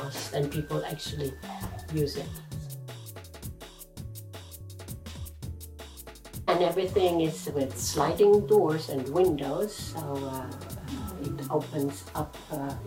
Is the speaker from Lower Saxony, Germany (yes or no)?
yes; Hanover, Lower Saxony, Germany; moved away as an adult; also born or lived in Italy / Switzerland; now in Tokyo, Japan; I'm from Germany, but I live in Tokyo